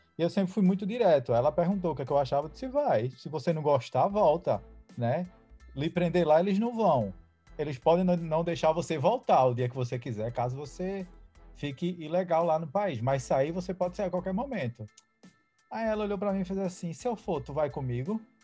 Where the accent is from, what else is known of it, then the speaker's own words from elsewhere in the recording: Recife, Pernambuco, Brazil; moved away as an adult; now in Boston, United States; sou de Recife, Pernambuco, moro aqui em Boston seis anos já